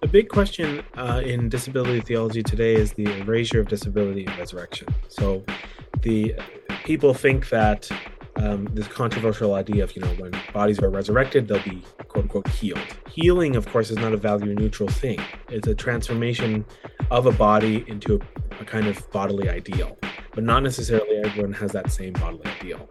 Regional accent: Surrey, British Columbia, Canada; moved away as an adult; also born or lived in Australia / England; I was born in the Lower Mainland, grew up in Surrey

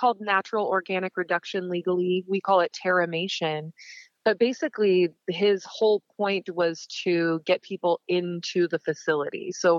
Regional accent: Montana, United States; When I say I'm from Montana, most people think I'm from the pretty part. I'm actually from the very, very rural east, small areas, and my family owns ranch property in areas.

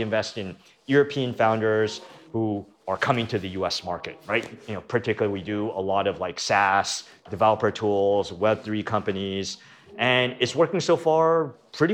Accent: Canada; moved away as an adult; now in United States; I'm originally from Canada, moved to the US to get rich

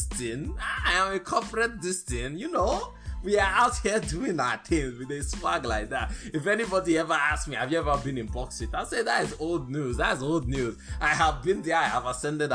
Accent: Birmingham, Alabama, United States; I grew up in Birmingham, Alabama

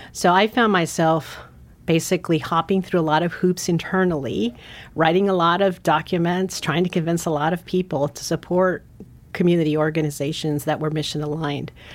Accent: San Francisco, California, United States; moved away as an adult; also born or lived in Guatemala; now in Montana, United States; I actually grew up in San Francisco

